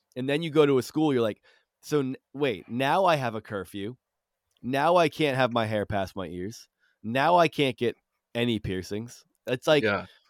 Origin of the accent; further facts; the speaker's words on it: Rutland, Massachusetts, United States; I grew up in uh in Rutland, uh, which is pretty close to Spencer